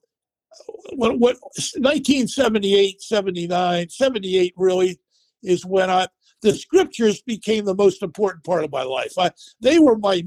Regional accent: Philadelphia, Pennsylvania, United States; also born or lived in Japan; headquartered in Philadelphia, which is my hometown

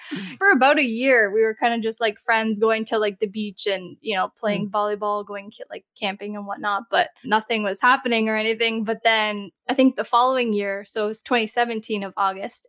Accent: Canada; I'm from Canada

